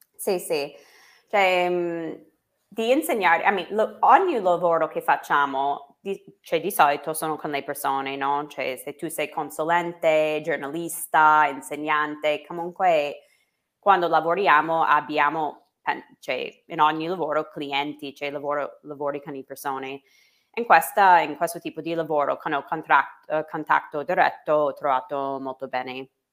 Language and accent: Italian; United States; Italian is a second language; moved away as an adult; now in Italy